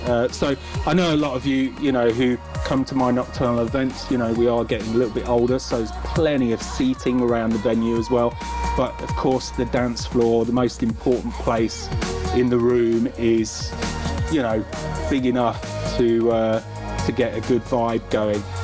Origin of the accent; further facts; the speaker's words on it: London, United Kingdom; my hometown